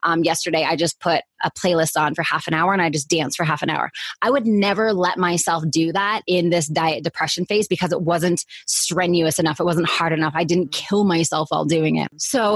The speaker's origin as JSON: {"language": "English", "country": "Canada", "moved": "yes", "said": "I'm originally from Canada"}